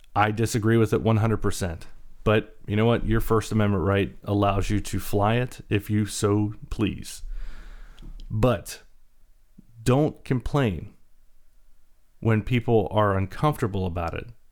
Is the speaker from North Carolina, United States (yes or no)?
yes; North Carolina, United States; also born or lived in Baltimore, Maryland; I was born in Baltimore, uh, raised primarily in the South, in North Carolina